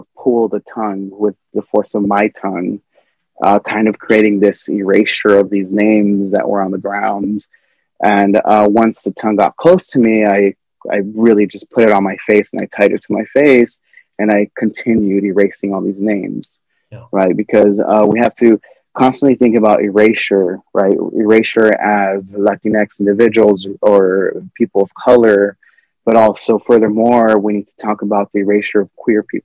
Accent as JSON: {"language": "English", "town": "El Paso", "region": "Texas", "country": "United States", "also_born_or_lived": "Ciudad Juarez", "said": "I'm from El Paso, I'm from Ciudad Juarez not so long ago"}